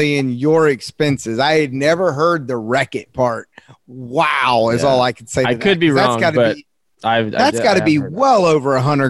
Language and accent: English; Southern US, United States; For me, I'm sorry. I'm from the South.